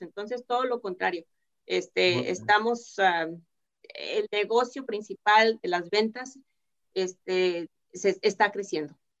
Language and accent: Spanish; Mexico; somos, somos mexicanos